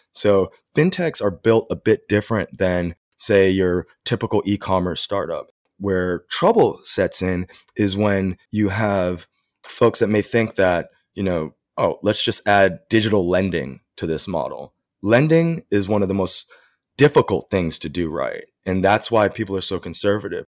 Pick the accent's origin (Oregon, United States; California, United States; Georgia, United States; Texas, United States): Texas, United States; moved away as an adult; also born or lived in New York / Hong Kong / China / India; now in Singapore; I'm originally from Texas